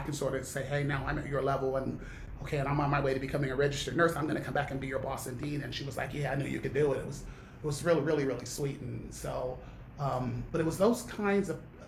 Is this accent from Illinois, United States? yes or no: no; Long Beach, California, United States; also born or lived in Milwaukee, Wisconsin; I moved from Milwaukee to Long Beach when I was 10 years old.